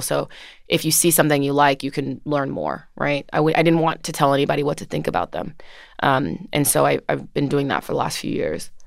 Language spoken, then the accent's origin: English; Orange, New Jersey, United States; I grew up in Jersey, in Orange, New Jersey, um, which is fifteen minutes outside of Newark, New Jersey